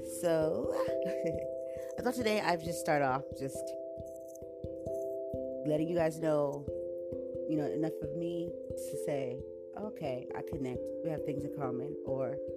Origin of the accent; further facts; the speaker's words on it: San Diego, California, United States; I was born right here in San Diego, California